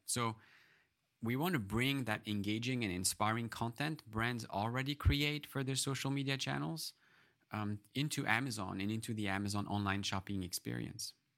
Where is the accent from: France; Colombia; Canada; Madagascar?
France; moved away; I grew up in France